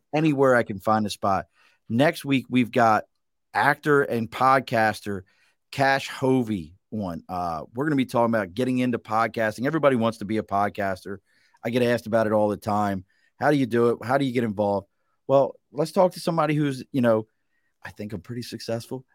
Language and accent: English; Baltimore, Maryland, United States; now in Glens Falls area, New York, United States; where I grew up in Baltimore